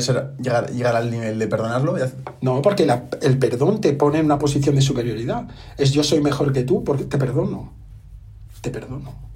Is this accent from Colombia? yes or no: no; Catalonia, Spain; Yo soy catalán